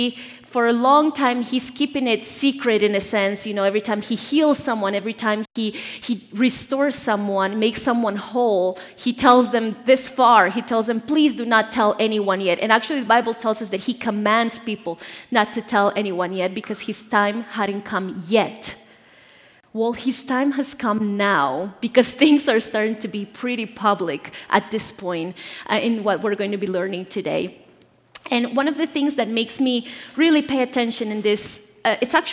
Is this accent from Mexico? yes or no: no; Bolivia; moved away; I'm from Bolivia, born and raised there